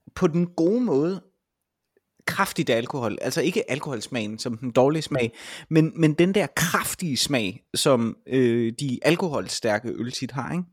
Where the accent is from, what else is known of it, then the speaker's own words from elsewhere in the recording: Vejle, Southern Denmark, Denmark; nu er jeg jo fra Vejle